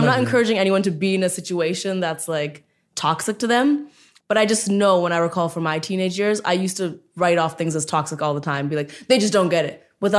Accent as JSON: {"language": "English", "country": "India", "said": "And so that was a really big deal, especially as an Indian woman, a huge, huge deal."}